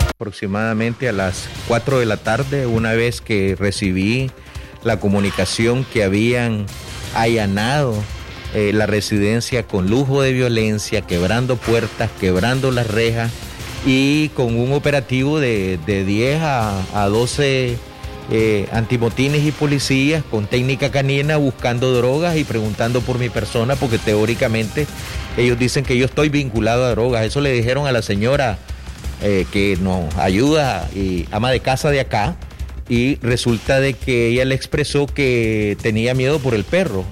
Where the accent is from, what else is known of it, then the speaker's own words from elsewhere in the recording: León, Nicaragua; Nací en León, soy leonés